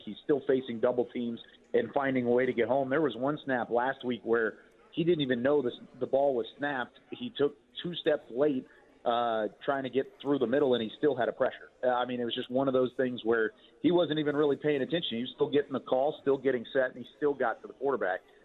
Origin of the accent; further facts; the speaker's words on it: Waco, Texas, United States; I grew up in Waco